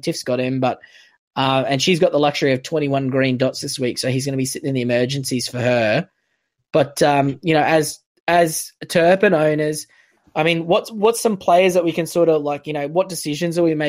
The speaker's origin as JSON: {"language": "English", "region": "North Queensland", "country": "Australia", "said": "So I'm from North Queensland"}